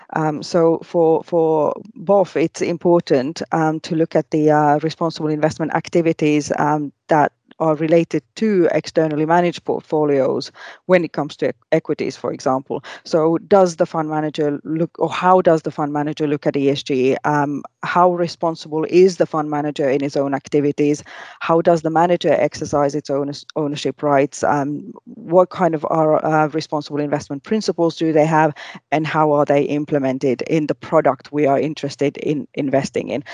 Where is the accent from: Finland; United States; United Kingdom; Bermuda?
Finland; moved away as an adult; also born or lived in Asia; I was born and bred in Finland